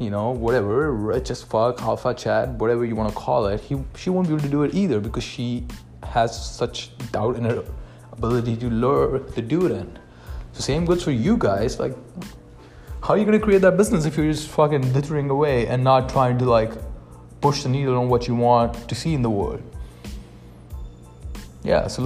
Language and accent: English; India; moved away as an adult; now in Canada; I am from India. I moved to Canada with pretty much no money.